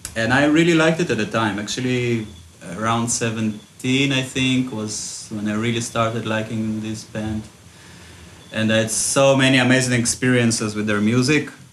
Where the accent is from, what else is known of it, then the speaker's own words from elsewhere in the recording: Israel; moved away as an adult; also born or lived in Ukraine; now in Goa, India; I was uh, originally born in Ukraine, and then when we when I was six, we moved to Israel, uh, and I grew up in Israel basically.